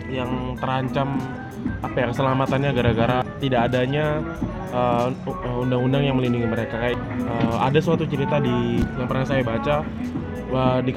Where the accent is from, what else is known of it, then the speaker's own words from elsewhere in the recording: Kalimantan, Indonesia; Ini eh, kebetulan saya juga dari Kalimantan, ya? Kalimantan yang sebenarnya dari kecil itu udah merasakan dampak dari pembakaran hutan asapnya itu